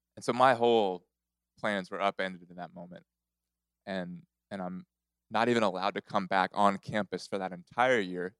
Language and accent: English; Corpus Christi, Texas, United States; now in Houston, United States; I grew up in Corpus Christi